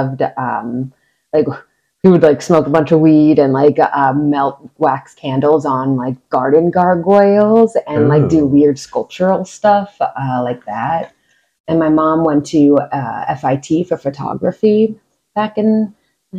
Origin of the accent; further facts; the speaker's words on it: northern New Jersey, United States; moved away; Originally born and raised in New Jersey, northern New Jersey